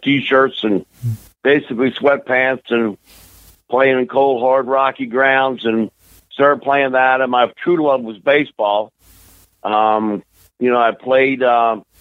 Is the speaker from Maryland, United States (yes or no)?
yes; Baltimore, Maryland, United States; now in Memphis, United States; born and raised in Baltimore, Maryland